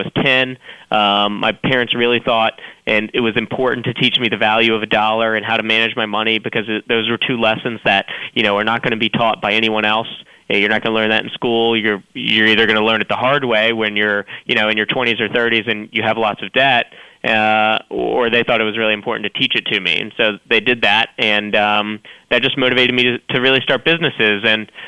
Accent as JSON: {"language": "English", "town": "Roanoke", "region": "Virginia", "country": "United States", "said": "I'm 8 years old. I'm from Roanoke, Virginia"}